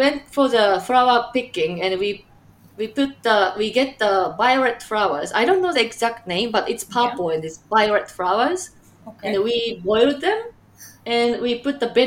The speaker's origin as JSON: {"language": "English", "country": "Japan", "also_born_or_lived": "Chicagoland, Illinois, United States", "moved": "as an adult", "lives_now": "Chicago, United States", "said": "I'm from Japan, but currently live in Chicagoland, Illinois, USA"}